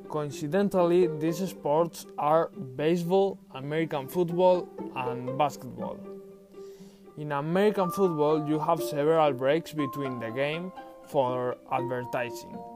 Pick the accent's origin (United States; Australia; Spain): Spain; Valencia, Valencian Community; English is a second language; I'm from Spain, from a warm city on the Mediterranean coast called Valencia.